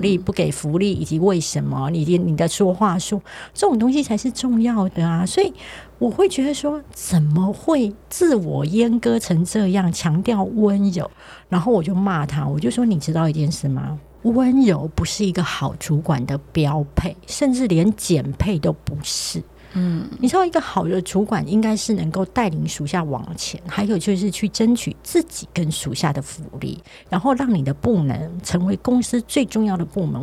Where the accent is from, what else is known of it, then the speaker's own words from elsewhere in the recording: southern Taiwan, Taiwan; accent: Taiwanese Mandarin; 因为我是南部人，他就说我台湾国语很严重